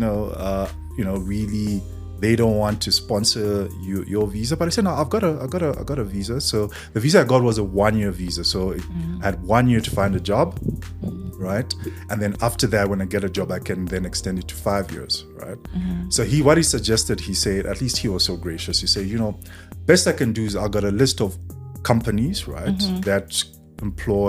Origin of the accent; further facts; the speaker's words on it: Zambia; moved away as an adult; now in South Africa; I'm from Zambia